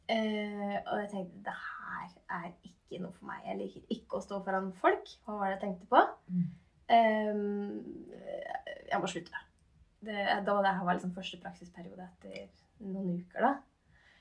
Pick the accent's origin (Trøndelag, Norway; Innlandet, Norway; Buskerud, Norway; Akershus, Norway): Innlandet, Norway; Gjøvik; moved away as an adult; now in Trondheim, Norway; jeg er født og oppvokst